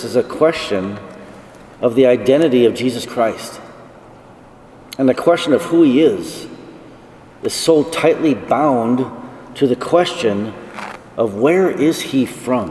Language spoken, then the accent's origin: English; Esmond, North Dakota, United States; moved away as an adult; also born or lived in Colorado; I grew up on a farm near the middle of North Dakota. My hometown is called Esmond.